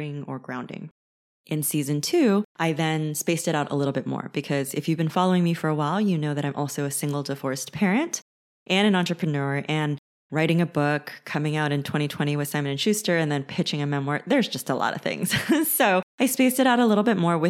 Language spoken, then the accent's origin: English; California, United States; I was raised in California.